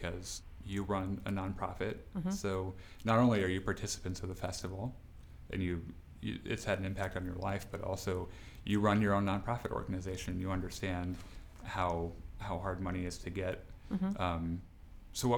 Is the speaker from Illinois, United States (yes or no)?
yes; Illinois, United States; we're from Illinois